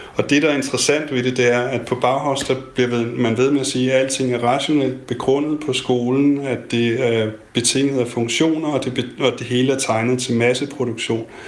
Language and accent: Danish; Denmark; som dansker